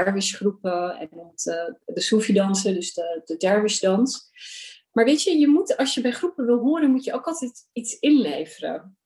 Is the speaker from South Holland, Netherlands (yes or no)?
yes; Rotterdam, South Holland, Netherlands; moved away as an adult; also born or lived in Pakistan; now in Amsterdam, Netherlands; ik ben opgegroeid in Rotterdam, geboren in Pakistan. En op mijn derde naar eh, Rotterdam verhuisd